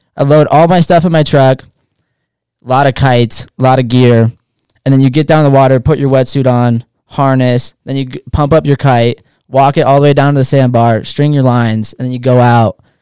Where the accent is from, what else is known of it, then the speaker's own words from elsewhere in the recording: Hood River, Oregon, United States; Born and raised Hood River, Oregon, small town